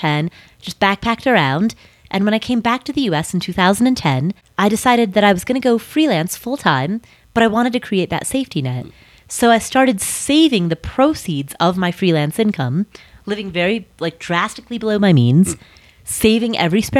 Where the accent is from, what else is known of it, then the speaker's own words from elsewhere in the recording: Kathmandu, Bagmati, Nepal; I was born in Kathmandu